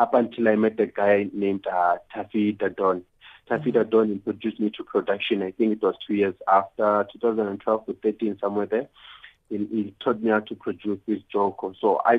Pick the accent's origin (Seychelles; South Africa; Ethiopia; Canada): South Africa; Soweto, Gauteng; I come from Soweto